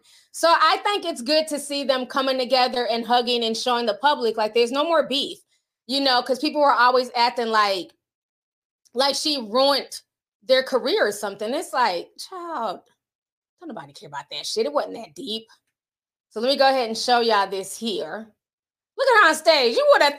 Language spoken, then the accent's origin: English; New York, United States; I'm from New York. I ain't from Texas. Don't tell me what to do. They're shouting out my city.